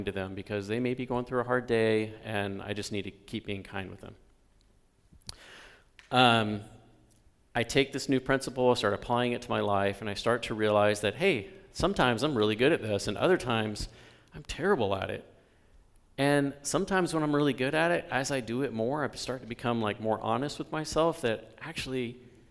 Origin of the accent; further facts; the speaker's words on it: the South, United States; moved away; also born or lived in Bellingham; Where I grew up in the South, it was about being a good Southern gentleman.